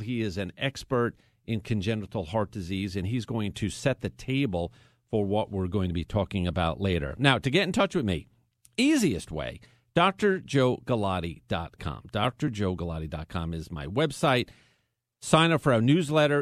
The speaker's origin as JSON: {"language": "English", "area": "Long Island", "region": "New York", "country": "United States", "tie": "born or raised there", "moved": "as an adult", "lives_now": "Houston, United States", "said": "I was born and raised in New York. So if you're saying to yourself, oh, the guy's in Houston, Texas, he doesn't have much of a Texas twang, it's because I'm not from Texas. I am from New York. But I was raised on Long Island"}